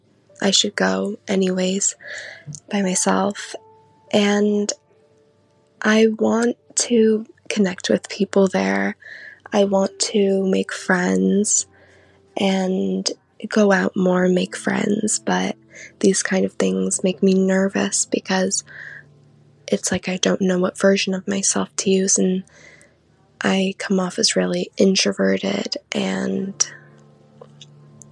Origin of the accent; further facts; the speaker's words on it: Wisconsin, United States; I'm 18, and I'm from Wisconsin.